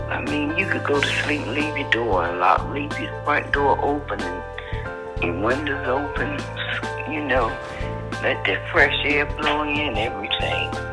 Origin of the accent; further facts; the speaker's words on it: Jacksonville, Florida, United States; moved away as an adult; now in Baltimore, United States; up in Jacksonville, Florida. 20 years old when I came.